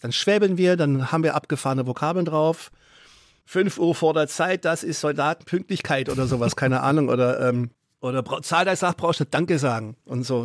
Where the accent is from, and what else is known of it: Gerlingen, Baden-Württemberg, Germany; born or raised there; also born or lived in Offenbach, Hesse / Westphalia